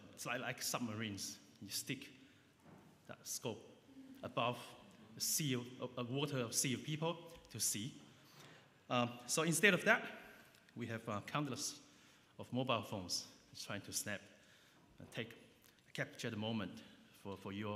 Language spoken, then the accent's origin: English; New Zealand; now in London, United Kingdom; I grew up in New Zealand